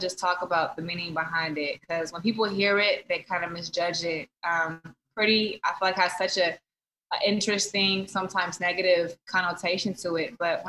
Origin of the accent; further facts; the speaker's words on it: the Bay Area, California, United States; I'm from the Bay